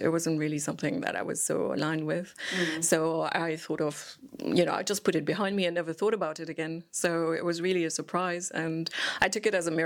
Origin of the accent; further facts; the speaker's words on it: Switzerland; moved away; I'm originally from Switzerland